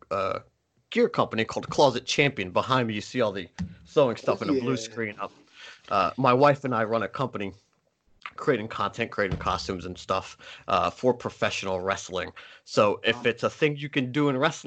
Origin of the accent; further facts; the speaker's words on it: Camden, New Jersey, United States; I grew up in Jersey and Camden